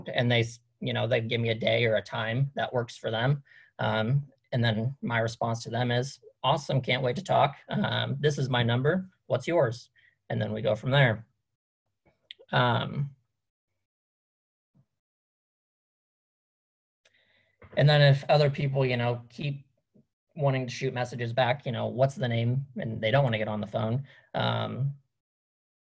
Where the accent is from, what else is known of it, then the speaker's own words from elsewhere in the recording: Iowa, United States; we're from Iowa. We have a horse farm